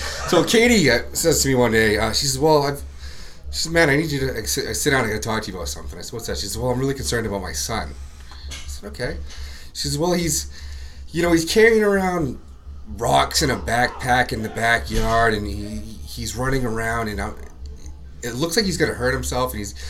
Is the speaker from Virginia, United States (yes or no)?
yes; Virginia Beach, Virginia, United States; now in Maine, United States; I'm from Virginia Beach.